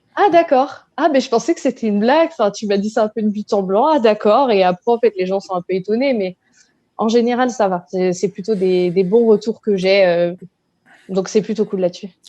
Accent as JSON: {"language": "French", "town": "La Rochelle", "region": "Nouvelle-Aquitaine", "country": "France", "moved": "as an adult", "lives_now": "Paris, France", "said": "Je suis originaire de La Rochelle et j'habite à Paris depuis bientôt 5 ans"}